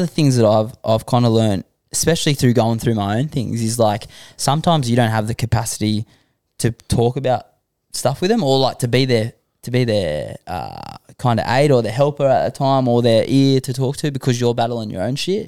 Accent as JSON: {"language": "English", "town": "Sydney", "region": "New South Wales", "country": "Australia", "tie": "born or raised there", "said": "I grew up in Western Sydney"}